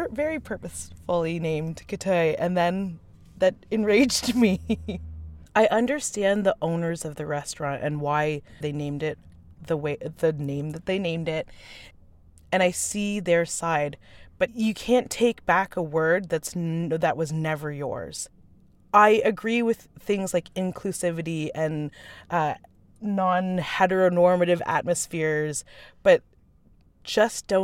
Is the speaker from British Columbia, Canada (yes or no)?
no; Windsor, Ontario, Canada; I am an artist from Windsor, Ontario, Canada